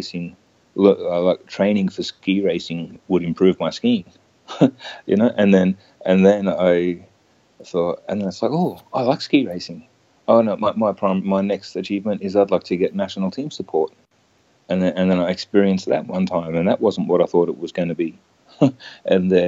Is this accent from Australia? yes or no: yes; Queensland, Australia; I grew up in Queensland